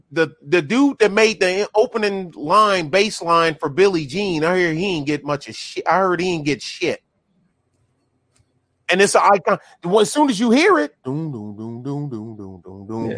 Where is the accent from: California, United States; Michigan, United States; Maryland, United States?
Michigan, United States; Detroit; also born or lived in Belgium / Korea / Germany / North Carolina; now in Texas, United States; I grew up on it. I say growing up in Detroit is a blessing and a curse